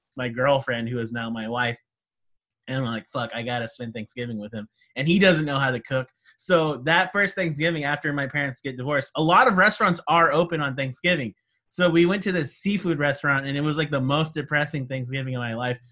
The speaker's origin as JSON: {"language": "English", "region": "California", "country": "United States", "tie": "born or raised there", "said": "That's my home state"}